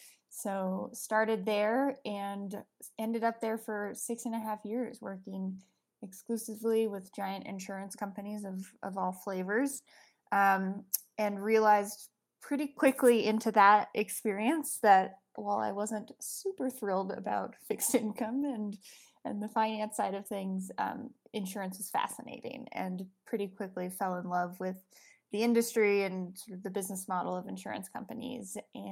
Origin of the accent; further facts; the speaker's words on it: Colorado, United States; moved away; also born or lived in New York; I grew up in Colorado.